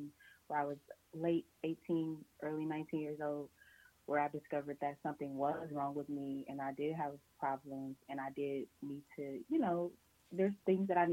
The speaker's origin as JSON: {"language": "English", "town": "Cleveland", "region": "Ohio", "country": "United States", "said": "I'm from Cleveland, Ohio"}